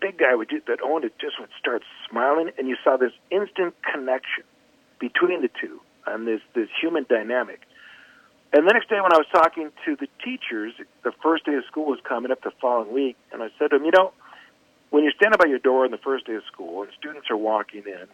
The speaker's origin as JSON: {"language": "English", "region": "Minnesota", "country": "United States", "said": "I'm from Minnesota"}